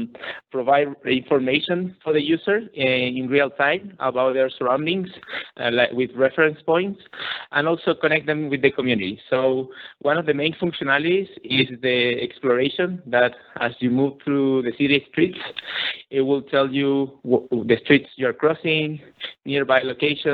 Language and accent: English; Chile; I'm actually from Chile